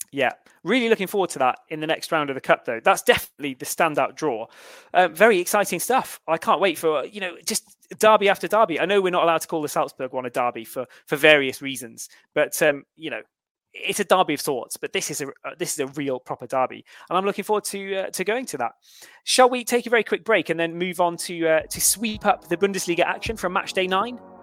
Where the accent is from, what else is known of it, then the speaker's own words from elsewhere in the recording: Cheltenham, South West England, United Kingdom; My hometown are also winless, Cheltenham Town